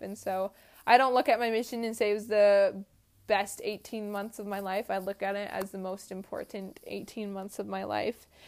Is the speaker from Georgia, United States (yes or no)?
yes; Georgia, United States; I was just from Georgia